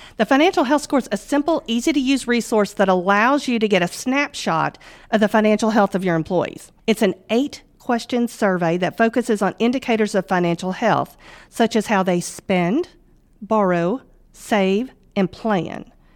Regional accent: Northwest Mississippi, United States; also born or lived in Germany / Memphis, Tennessee; we moved to Northwest Mississippi, and that's where I primarily grew up

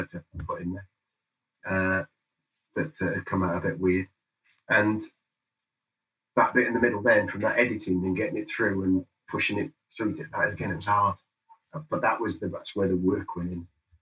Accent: United Kingdom; I'm British

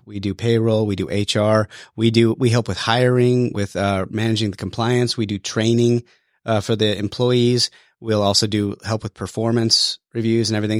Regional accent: Wyoming, United States; moved away as an adult; now in Georgia, United States; I was born and raised in Wyoming

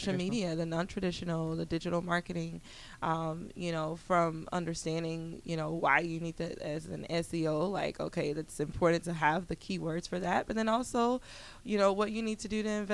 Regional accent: Montgomery, United States; moved away; I'm from Montgomery

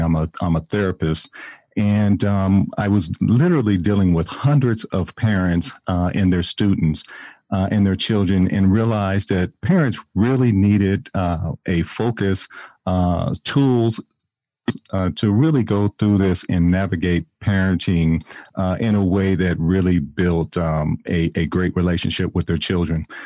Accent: San Diego, California, United States; now in Atlanta, United States; I'm originally from San Diego, California

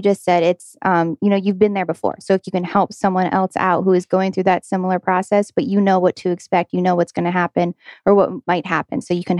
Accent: New Jersey, United States; now in Georgia, United States; I'm originally from New Jersey, moved down to Georgia, and I never want to go back.

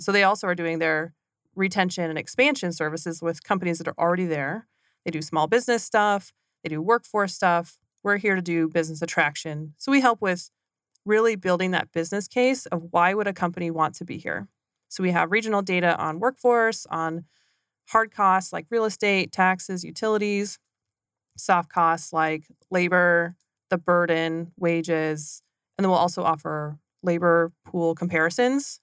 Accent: McCook, Nebraska, United States; moved away as an adult; also born or lived in Southeast Kansas; I grew up in Southwest Nebraska

